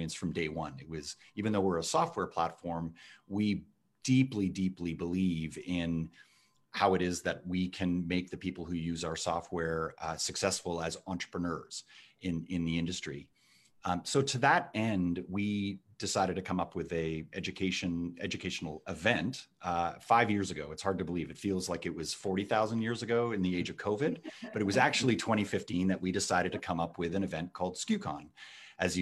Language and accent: English; Toronto, Ontario, Canada; accent: Canadian; You can tell from my accent that I am from Canada. So very, very proud to be from Canada and right here in Toronto, where I was born and now have this thriving business